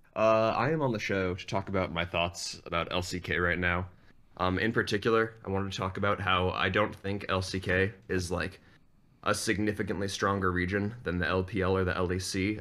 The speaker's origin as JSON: {"language": "English", "town": "Boston", "region": "Massachusetts", "country": "United States", "moved": "yes", "lives_now": "upstate New York, United States", "said": "I'm from originally the Boston, Massachusetts area"}